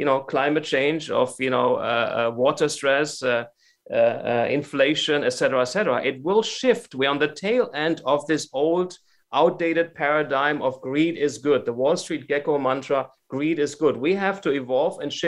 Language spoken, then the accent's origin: English; Germany; now in United States; I'm from Germany